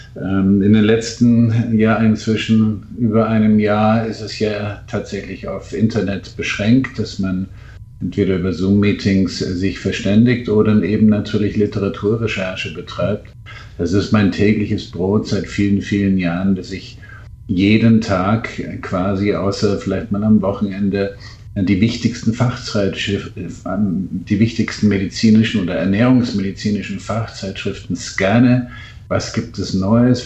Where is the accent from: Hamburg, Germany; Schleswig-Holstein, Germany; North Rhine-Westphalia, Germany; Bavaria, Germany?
Bavaria, Germany; Munich; in München mit Übergewicht geboren